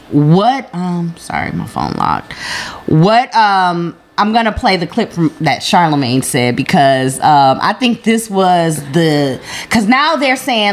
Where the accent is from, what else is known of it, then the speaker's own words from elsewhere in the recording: Midwest, United States; child growing up in the Midwest